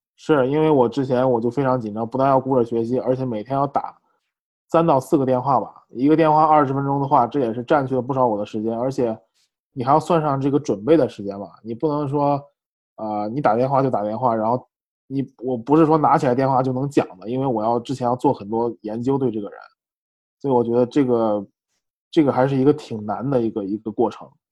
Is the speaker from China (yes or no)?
yes; China; moved away as an adult; also born or lived in San Francisco; now in United States; 我那个时候也有很多中国人的通病